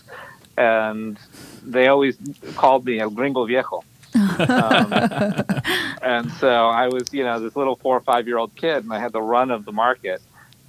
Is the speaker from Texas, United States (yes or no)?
yes; Texas, United States; born or raised there; also born or lived in Monterrey, Mexico; now in New York, United States